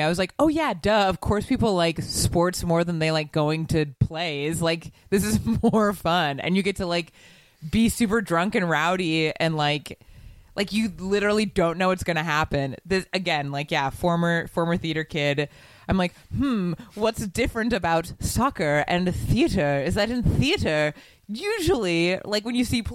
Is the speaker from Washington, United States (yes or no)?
yes; Seattle, Washington, United States; I'm from Seattle